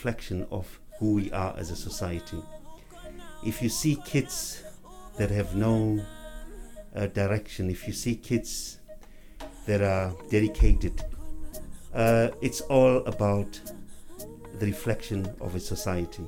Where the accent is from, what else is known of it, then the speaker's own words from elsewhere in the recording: Johannesburg, Gauteng, South Africa; also born or lived in Rabie Ridge; I was brought up, born and bred in Alexander Township